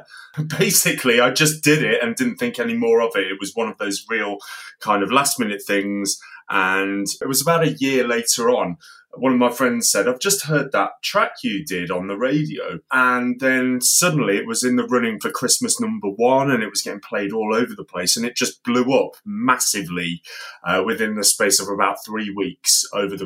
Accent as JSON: {"language": "English", "town": "Coventry", "region": "West Midlands", "country": "United Kingdom", "tie": "born or raised there", "said": "in Coventry because that's City of Culture this year and also my hometown"}